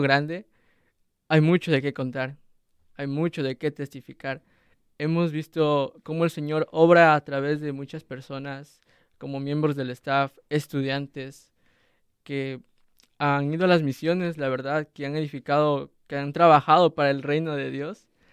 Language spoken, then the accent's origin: Spanish; Ecuador; moved away; soy de Ecuador, soy estudiante del Seminario Bíblico Río Grande